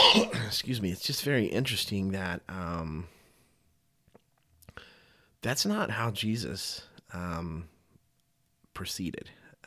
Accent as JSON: {"language": "English", "region": "the South", "country": "United States", "tie": "born or raised there", "said": "Growing up in the South as a Southern Baptist, that's for sure."}